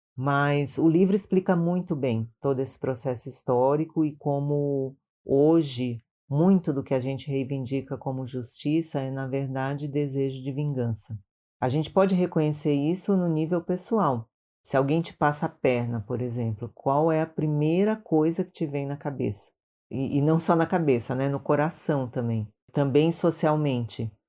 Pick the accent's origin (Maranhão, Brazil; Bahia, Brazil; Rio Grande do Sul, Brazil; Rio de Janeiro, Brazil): Maranhão, Brazil; now in São Paulo, Brazil; sou do Maranhão, mas moro em São Paulo já há muitos anos